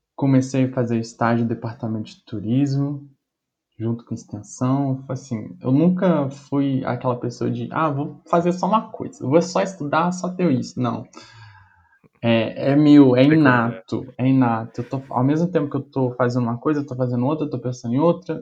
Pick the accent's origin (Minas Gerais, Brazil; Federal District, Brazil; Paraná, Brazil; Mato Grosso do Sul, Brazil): Minas Gerais, Brazil; Bicas; moved away as an adult; now in Juiz de Fora, Brazil; voltei para casa da minha mãe, na minha cidade, que eu sou de Bicas